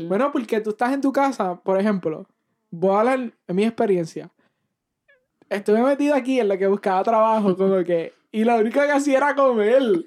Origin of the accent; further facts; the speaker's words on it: Puerto Rico; moved away as an adult; now in Missouri, United States; nos mudamos de Puerto Rico hace como un año y pico y estamos aquí